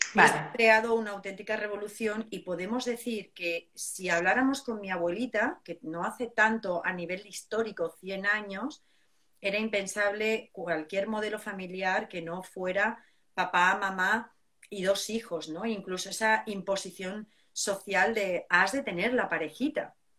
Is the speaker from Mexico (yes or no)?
no; southern Spain, Spain; yo soy del sur de España